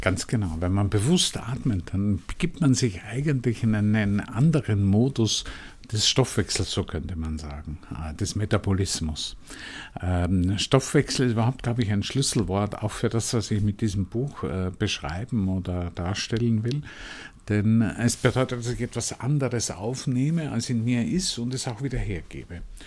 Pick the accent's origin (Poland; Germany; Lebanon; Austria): Austria; Vienna; Ich bin noch in, in Wien in einer Familie aufgewachsen